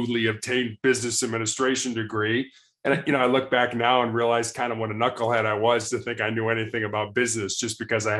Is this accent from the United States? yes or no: yes; Chicago, Illinois, United States; also born or lived in Charleston, South Carolina; I was born and raised in Chicago